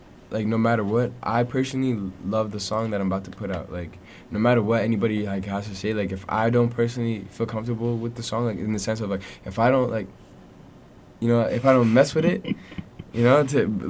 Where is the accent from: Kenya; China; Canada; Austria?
Canada; Edmonton, Alberta; I'm like, Edmonton